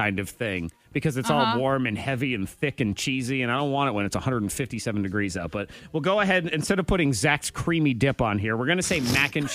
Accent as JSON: {"language": "English", "country": "United States", "said": "I'm an American."}